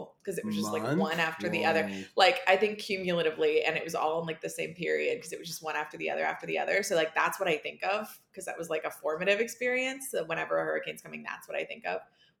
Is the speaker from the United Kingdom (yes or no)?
no; Florida, United States; moved away as an adult; I grew up in Florida and lived there until I was 25